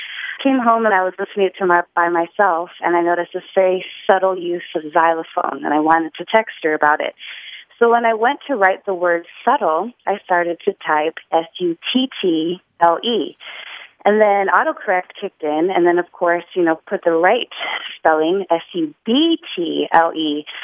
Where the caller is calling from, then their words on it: New Orleans, Louisiana, United States; Hi, this is …. I'm calling from New Orleans.